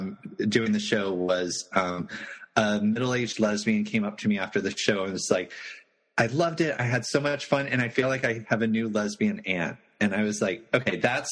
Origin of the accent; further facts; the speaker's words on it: Atlanta, Georgia, United States; moved away as an adult; also born or lived in North Carolina / Los Angeles; now in New York, United States; I was born and raised in Atlanta